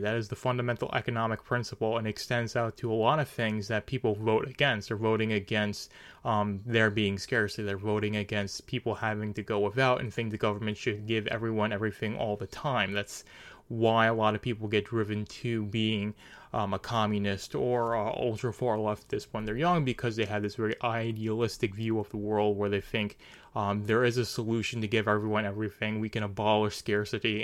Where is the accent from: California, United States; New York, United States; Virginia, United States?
New York, United States; I'm from New York